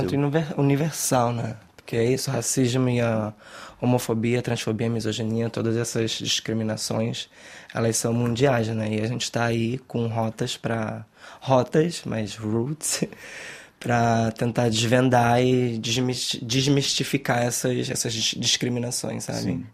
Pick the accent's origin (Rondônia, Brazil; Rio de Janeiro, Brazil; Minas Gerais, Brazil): Rio de Janeiro, Brazil; moved away as an adult; now in Brussels, Belgium; A gente vem da favela da Maré, no Rio de Janeiro, para morar num lugar que, tipo, totalmente elitizado